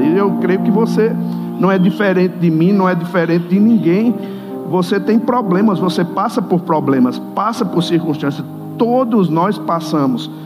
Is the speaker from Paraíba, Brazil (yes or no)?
yes; Campina Grande, Paraíba, Brazil; Você está notando que eu sou de um lugar estranho, né? Sotaquezinho gostoso. Sou lá da terrinha, lá de Campina Grande.